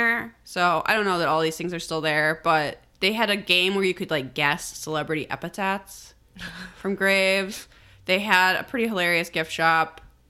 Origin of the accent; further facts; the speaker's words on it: Illinois, United States; it came up that I was from Illinois